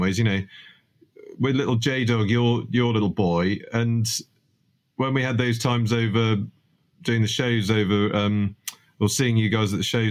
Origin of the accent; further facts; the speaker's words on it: Gower Peninsula, South Wales, United Kingdom; moved away; I was born and brought up in South Wales on the Gower Peninsula.